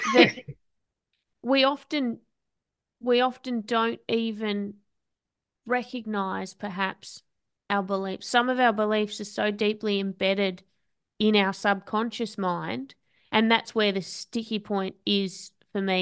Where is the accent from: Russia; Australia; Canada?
Australia